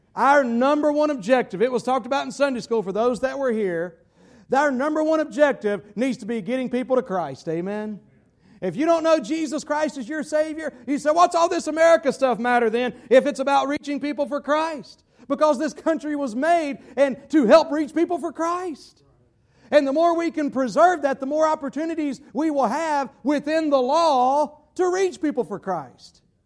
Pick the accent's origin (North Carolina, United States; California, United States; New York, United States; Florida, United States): North Carolina, United States; North Carolina, my home state